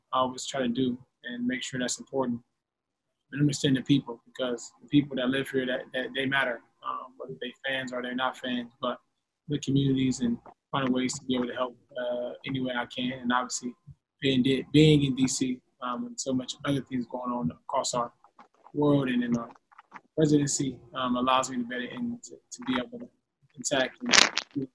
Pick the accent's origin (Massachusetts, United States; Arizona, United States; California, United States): California, United States; Los Angeles; growing up in Los Angeles